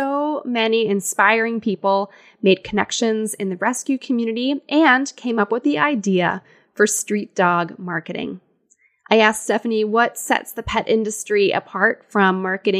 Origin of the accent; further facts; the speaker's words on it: United States; being an American